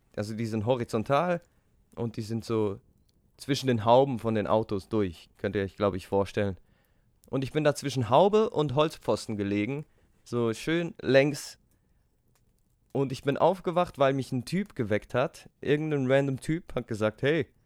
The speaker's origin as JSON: {"language": "German", "country": "Switzerland", "said": "wir als Schweizer"}